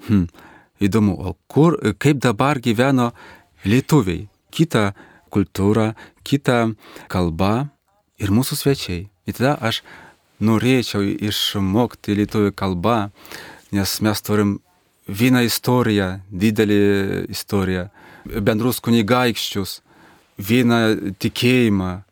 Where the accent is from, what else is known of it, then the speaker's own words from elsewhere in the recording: Minsk, Belarus; Lithuanian is a second language; aš važiuojant namo į Minską